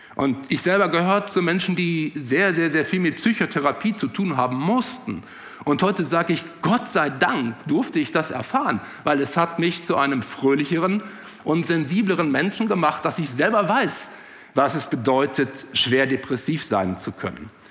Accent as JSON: {"language": "German", "country": "Netherlands", "moved": "yes", "said": "Ich kann als ehemaliger Holländer sagen, ich war ja kein Deutscher, ich war Holländer"}